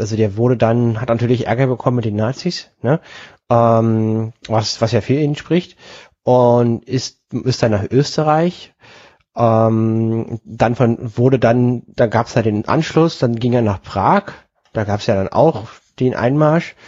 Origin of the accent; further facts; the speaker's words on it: Berlin, Germany; also born or lived in Düsseldorf; ich komme ja aus Berlin und ich habe drei Jahre in Düsseldorf gewohnt